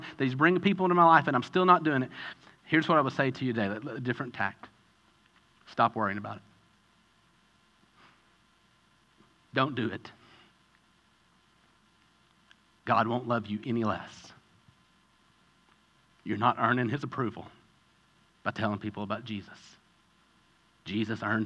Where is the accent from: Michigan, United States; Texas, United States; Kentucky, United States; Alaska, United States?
Kentucky, United States; I grew up in Kentucky